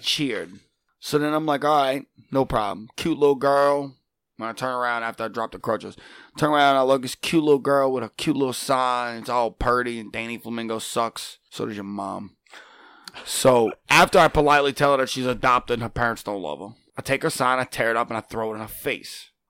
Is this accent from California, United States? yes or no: no; Chalmette, Louisiana, United States; I'm from Shalmet. I'm a Shalmatian sensation